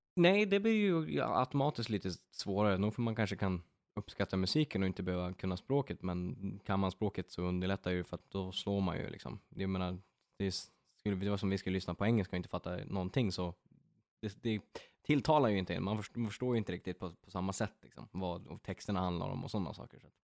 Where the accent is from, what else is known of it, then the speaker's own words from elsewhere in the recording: Örnsköldsvik, Västernorrland County, Sweden; now in Västerås, Sweden; jag från Övik bor i Västerås